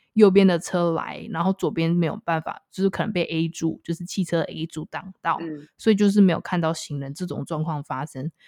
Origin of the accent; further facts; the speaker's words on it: Tainan, Taiwan; 我是来自台南，然后我们以前的前市长呢就是赖清德